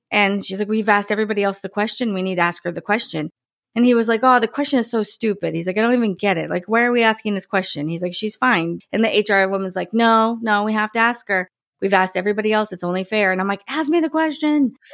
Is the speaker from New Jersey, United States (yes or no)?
yes; New Jersey, United States; I grew up in New Jersey